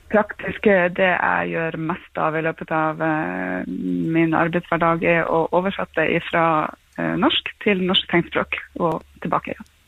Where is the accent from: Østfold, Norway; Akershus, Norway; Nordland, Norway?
Nordland, Norway; Bodø; jeg kommer fra Bodø